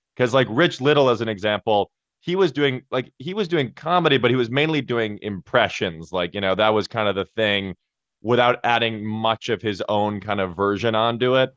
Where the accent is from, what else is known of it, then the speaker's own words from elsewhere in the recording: Chicago, Illinois, United States; I grew up in Chicago right near Second City, about five minutes away